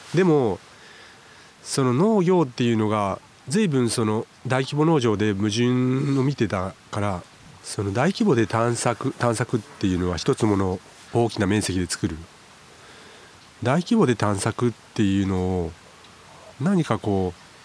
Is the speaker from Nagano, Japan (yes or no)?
no; Yamaguchi, Japan; moved away as an adult; now in Suo-Oshima, Japan; 生まれは山口市で、うん、えっ、とそこで育って